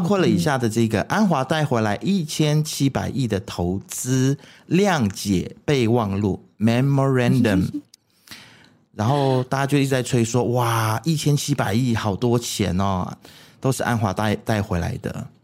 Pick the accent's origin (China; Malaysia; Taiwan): Malaysia; 为什么我们马来西亚人就是走出去，有时候不太敢承认自己是马来西亚人。